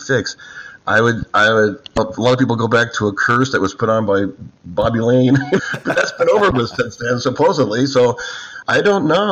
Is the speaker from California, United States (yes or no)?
yes; Downey, California, United States; also born or lived in Texas; I grew up in Southern California, a place called Downey.